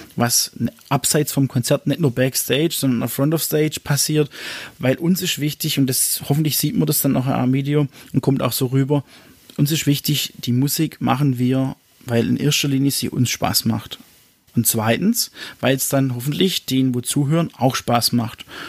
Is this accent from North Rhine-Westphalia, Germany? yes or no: no; Ochsenburg, Baden-Württemberg, Germany; von dem Ort, wo ich herkomme, aus Ochsenburg